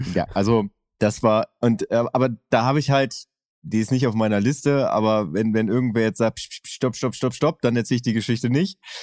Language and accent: German; Oerlinghausen, North Rhine-Westphalia, Germany; Ich bin ja in Oerlinghausen zur Schule gegangen und habe zehn Kilometer weiter gewohnt